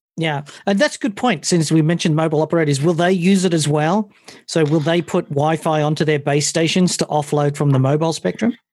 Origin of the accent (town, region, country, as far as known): United Kingdom